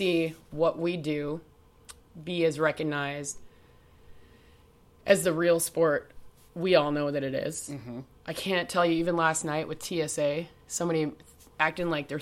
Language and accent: English; Chicago, Illinois, United States; I grew up in Chicago, which was the original home of original roller derby